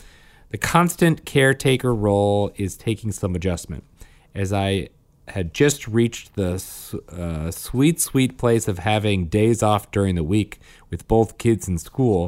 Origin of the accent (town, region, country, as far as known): Saskatchewan, Canada